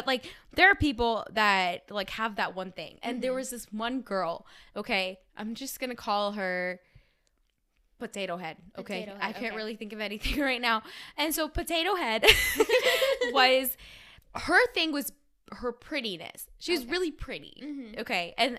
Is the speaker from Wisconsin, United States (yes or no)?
no; Bay Area, California, United States; So everyone knows I'm from the Bay Area.